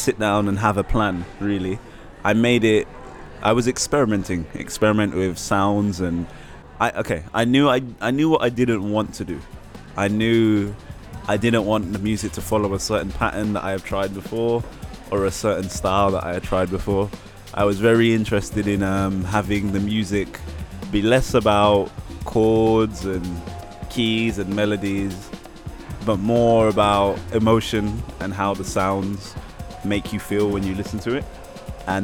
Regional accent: London, United Kingdom; I'm from London. I'm sat here in Paris

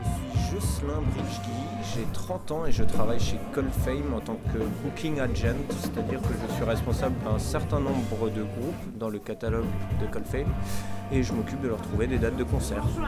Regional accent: Bourgogne-Franche-Comté, France; accent: Franche-Comté; Je viens de Franche-Comté, ça s'entend à mon accent, je pense

